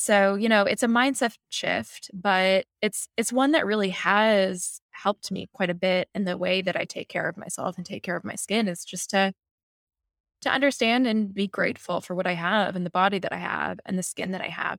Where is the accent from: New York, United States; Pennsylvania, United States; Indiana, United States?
New York, United States; New York City; I'm a typical New Yorker